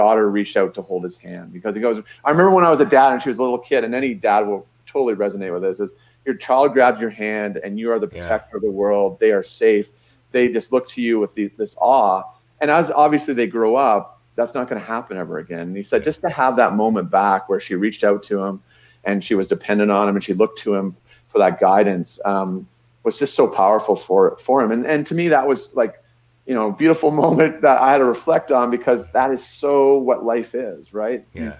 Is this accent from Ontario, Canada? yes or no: yes; Niagara Falls, Ontario, Canada; You know, I grew up in Niagara Falls.